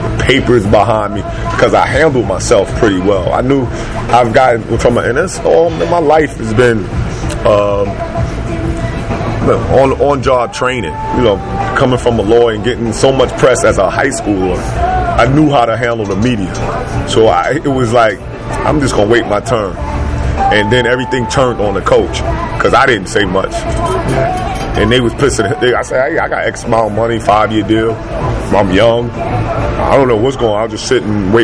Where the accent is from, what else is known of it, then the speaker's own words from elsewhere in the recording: New York, United States; moved away; I came from New York